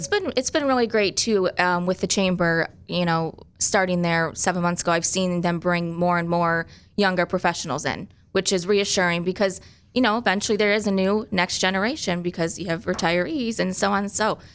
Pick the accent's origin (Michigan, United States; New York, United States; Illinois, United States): Michigan, United States; Grand Rapids; I grew up primarily in Grand Rapids